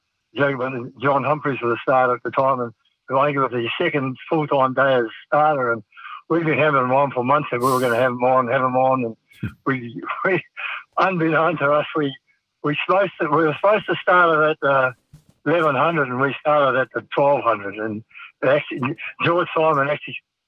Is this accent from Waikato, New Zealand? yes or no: yes; King Country, Waikato, New Zealand; I was brought up around horses. I was born in the King Country, and father had a farm.